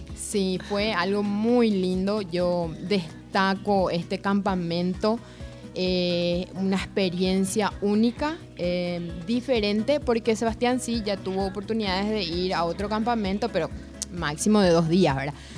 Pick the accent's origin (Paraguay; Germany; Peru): Paraguay; Ciudad del Este, Alto Paraná; nosotros, eh, somos de Ciudad del Este